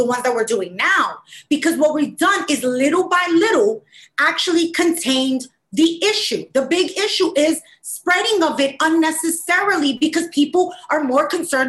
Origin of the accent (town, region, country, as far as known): United States